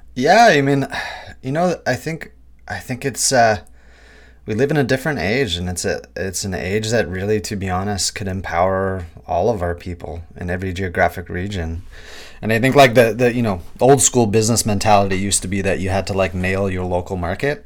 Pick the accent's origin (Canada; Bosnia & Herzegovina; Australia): Canada; Kitigan Zibi Anishinabeg, Quebec; now in Vancouver, Canada; Algonquin and Anishinaabe from Kitaganzibia, Nishirbeg